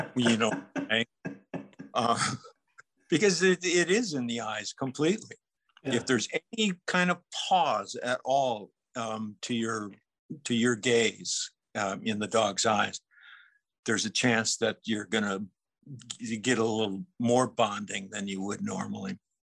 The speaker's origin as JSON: {"language": "English", "region": "Minnesota", "country": "United States", "tie": "born or raised there", "said": "growing up in Minnesota"}